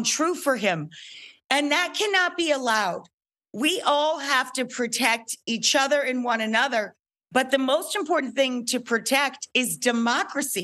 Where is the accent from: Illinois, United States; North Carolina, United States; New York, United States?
New York, United States; upstate; I am a stupid cook from upstate New York.